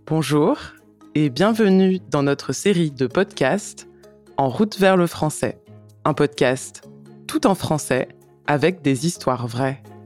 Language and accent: French; France; je suis française